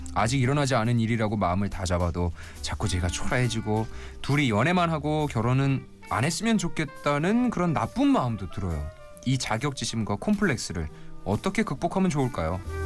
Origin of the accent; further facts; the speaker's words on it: Yeongwol, Gangwon, South Korea; moved away; 어릴 때 여기서 태어나고 자랐는데